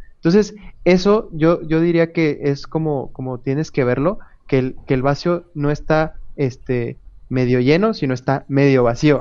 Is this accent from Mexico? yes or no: yes; Querétaro, Mexico; also born or lived in Monterrey; Yo soy de Querétaro, me fui a Monterrey, pero conservé en WhatsApp mi número de Querétaro